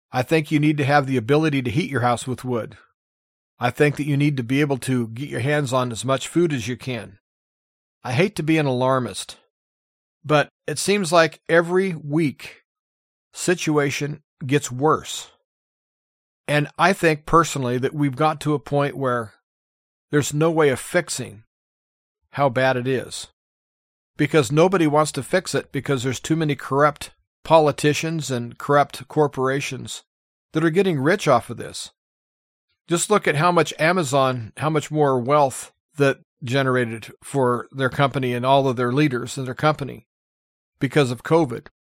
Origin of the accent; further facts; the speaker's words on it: United States; As an American